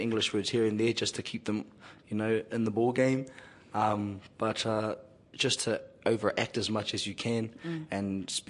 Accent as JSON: {"language": "English", "region": "Wellington", "country": "New Zealand", "tie": "born or raised there", "also_born_or_lived": "Palmerston North", "said": "I was born in Palmerston North, and I was raised there for the first 8 years of my life, and then moved to Wellington, because Dad was in the army, so there was a lot of moving around at the time. So mostly raised in Wellington"}